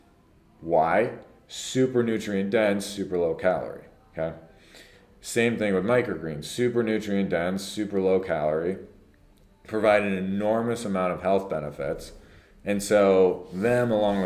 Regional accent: Prior Lake, Minnesota, United States; when we were growing up here

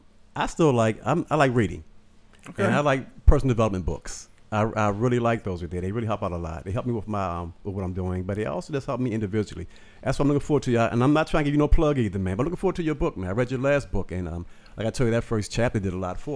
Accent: Baltimore, Maryland, United States; I'm from Baltimore.

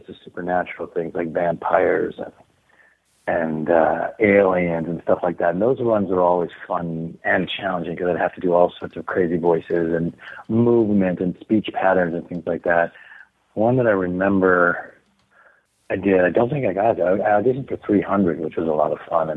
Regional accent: Canada; Being Canadian

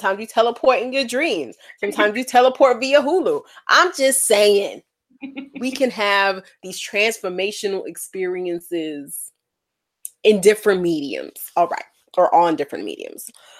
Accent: New York City, New York, United States; now in Portland, United States; from the Bronx, New York, living in Portland, Oregon.

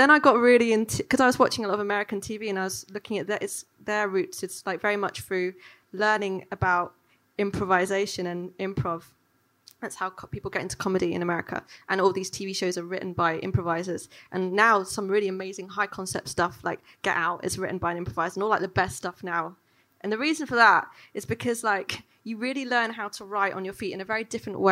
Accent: London, United Kingdom; growing up in London

